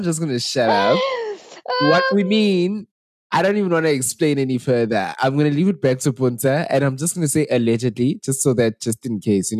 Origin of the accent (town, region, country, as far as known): South Africa